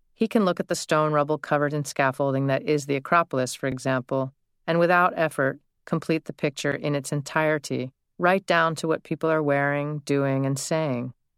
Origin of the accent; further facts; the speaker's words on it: United States; now my hometown has become mostly a sprawl of developments and subdivisions